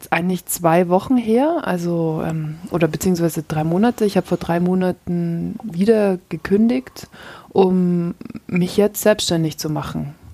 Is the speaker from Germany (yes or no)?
yes; Munich, Bavaria, Germany; Mm, ich komme aus München.